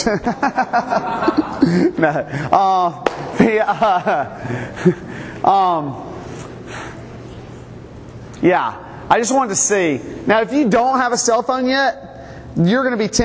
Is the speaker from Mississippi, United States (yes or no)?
yes; Mississippi, United States; moved away as an adult; also born or lived in South Carolina / Louisiana; now in Montgomery, United States; I was born in South Carolina. I lived most of my life in Mississippi